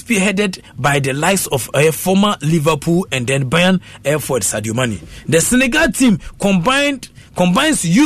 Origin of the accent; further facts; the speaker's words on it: Koforidua, Eastern Region, Ghana; we are from Kofodia